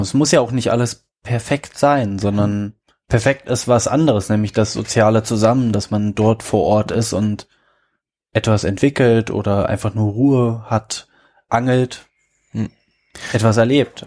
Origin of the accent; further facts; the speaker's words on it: Berlin, Germany; wir sind ja beide Berliner